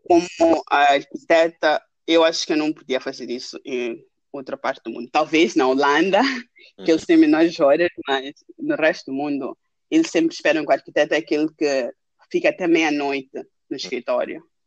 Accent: Maputo, Maputo City, Mozambique; moved away as an adult; also born or lived in Lund, Sweden; now in Stockholm, Sweden; crescendo em Maputo

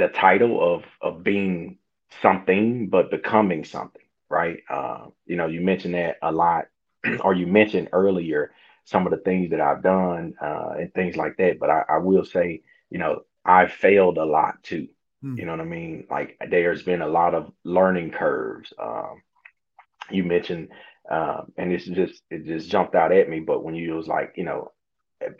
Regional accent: Hazlehurst, Mississippi, United States; born and raised in Hazelhurst, Mississippi

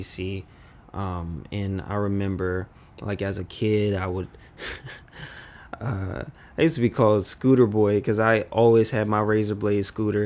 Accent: Washington, District of Columbia, United States; also born or lived in Oxon Hill, Maryland; I grew up in Northwest D C, and it was, used to called Bloomingdale

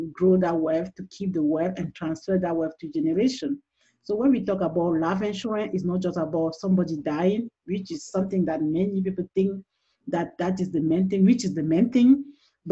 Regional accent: Cameroon; English is a second language; moved away as an adult; also born or lived in Washington, D.C., United States; now in Texas, United States; originally from Cameroon, which is the French speaking part, so you can hear my accent

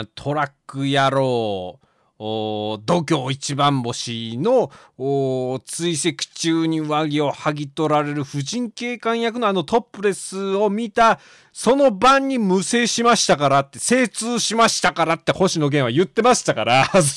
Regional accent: Tochigi, Japan; うちの地元の栃木市が関東の倉敷って呼ばれてる

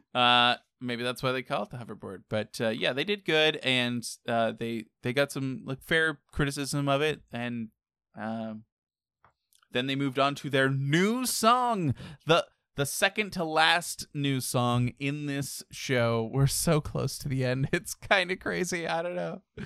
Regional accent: United States; being American

